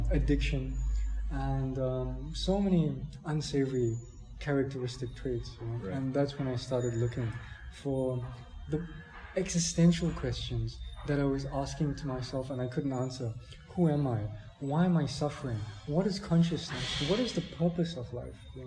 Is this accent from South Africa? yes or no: yes; South Africa; moved away; I'm from South Africa